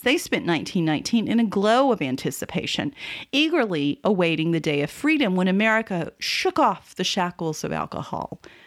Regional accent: Texas, United States; As a Texan

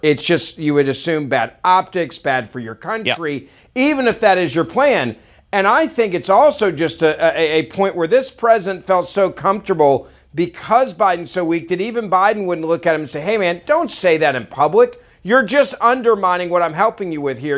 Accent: Memphis, Tennessee, United States; moved away; my hometown of Memphis

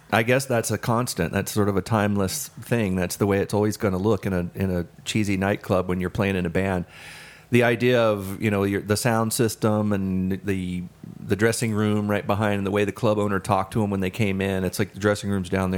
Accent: the South, United States; I grew up in the South

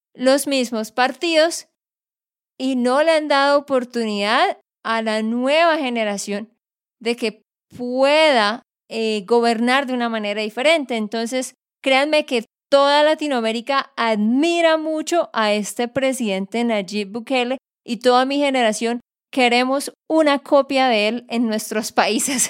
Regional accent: Santander, Colombia; de Santander, Colombia.

